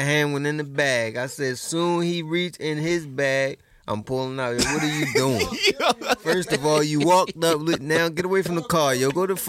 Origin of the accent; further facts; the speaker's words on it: Philadelphia, Pennsylvania, United States; born there; No, it's because we was birthed in Philly.